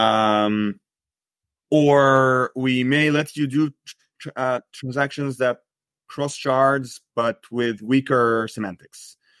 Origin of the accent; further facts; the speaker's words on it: Egypt; moved away as an adult; now in United States; I grew up in Egypt. I studied computer science, and then I moved to the U S